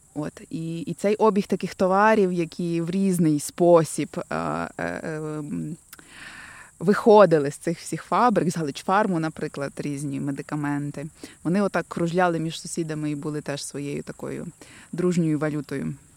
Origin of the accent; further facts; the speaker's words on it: Lviv, Lviv Oblast, Ukraine; я тут місцева